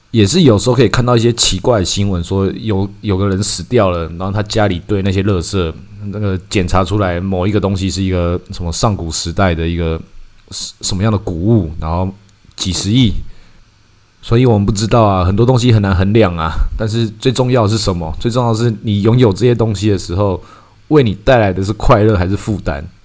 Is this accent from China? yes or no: no; Taiwan; 我们台湾人